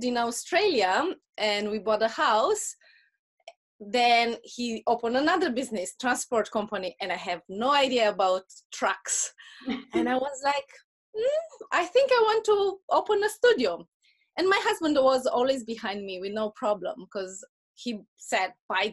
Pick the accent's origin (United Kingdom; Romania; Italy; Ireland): Romania; accent: Russian accent; English is a second language; moved away as an adult; after we moved from Romania